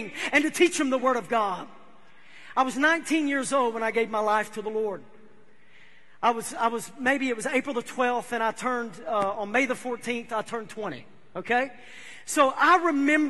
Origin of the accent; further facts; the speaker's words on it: United States; I'm from Humphreys County